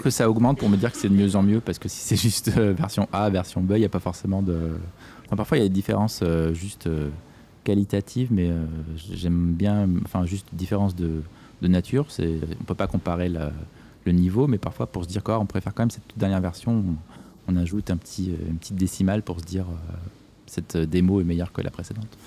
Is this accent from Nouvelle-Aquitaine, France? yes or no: no; Corsica, France; je suis né en Corse et que j'aime beaucoup cet endroit